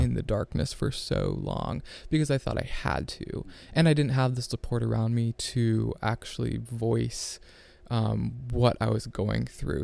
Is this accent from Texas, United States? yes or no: no; Ohio, United States; I'm from Ohio. Uh, grew up on a farm